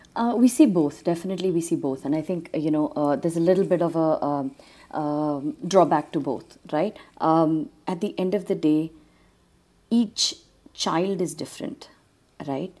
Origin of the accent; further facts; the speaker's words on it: Trinidad & Tobago; now in Bangalore, India; growing up in Trinidad